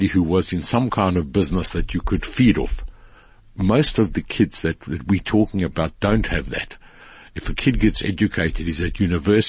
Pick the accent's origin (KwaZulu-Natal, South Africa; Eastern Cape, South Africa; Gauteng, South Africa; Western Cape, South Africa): KwaZulu-Natal, South Africa; Durban; I grew up in Sydenham.